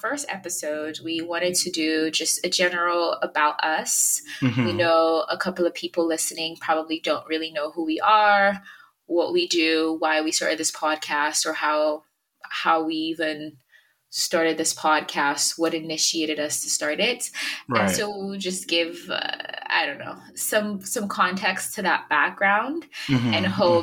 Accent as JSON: {"language": "English", "country": "Nigeria", "said": "I am Yoruba, Nigerian as well"}